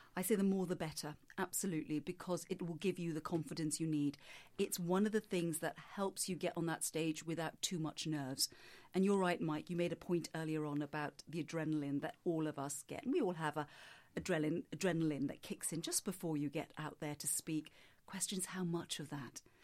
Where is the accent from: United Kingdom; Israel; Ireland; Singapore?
Singapore; I grew up in Singapore